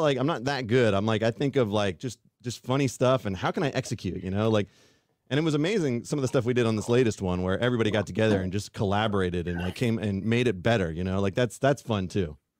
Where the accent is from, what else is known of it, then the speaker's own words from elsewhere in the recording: Fairfield, California, United States; also born or lived in Colorado; now in Sacramento, United States; I've always lived here in California. I grew up in Fairfield